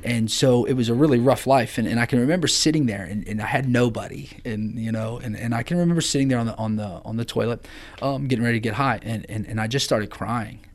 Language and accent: English; Amanda, Ohio, United States; I grew up in Amanda, Ohio